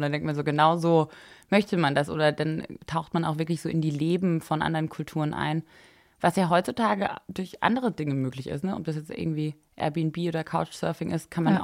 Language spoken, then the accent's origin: German; a small village near Freiburg, Baden-Württemberg, Germany; moved away as an adult; also born or lived in Paris; ich bin groß geworden im Süden von Deutschland, bei Freiburg in einem kleinen Dorf